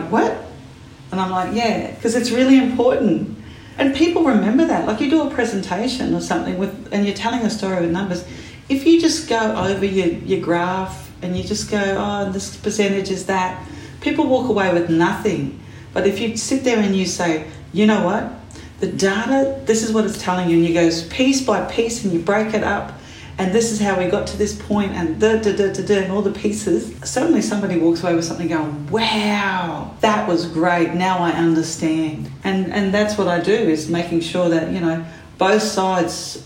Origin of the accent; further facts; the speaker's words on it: Torres Strait, Queensland, Australia; I was born in the Torres Strait. I was raised in Aboriginal and Torres Strait Islander culture.